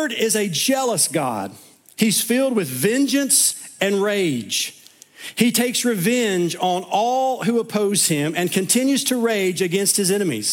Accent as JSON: {"language": "English", "region": "East Tennessee", "country": "United States", "tie": "born or raised there", "said": "where I grew up in East Tennessee"}